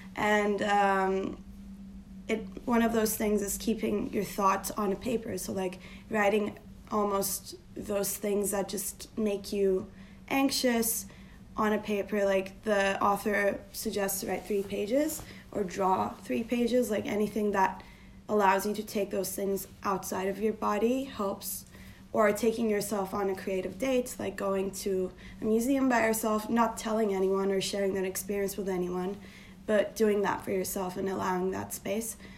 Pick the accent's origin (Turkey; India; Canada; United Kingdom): Turkey; moved away as an adult; now in New York, United States; I am born and raised in Turkey, uh, but I've been living in New York for the last eight years of my life.